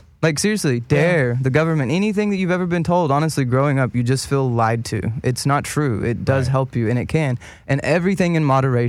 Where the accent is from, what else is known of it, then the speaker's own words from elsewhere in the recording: the Bible Belt, United States; just you even saying pastor just rings so many bells growing up in the Bible Belt.